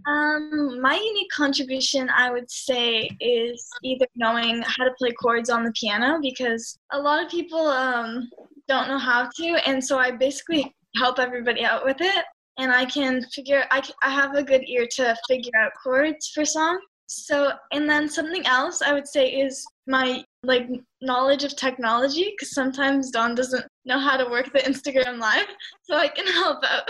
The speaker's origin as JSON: {"language": "English", "town": "Hamilton", "region": "Ontario", "country": "Canada", "said": "I'm from Hamilton"}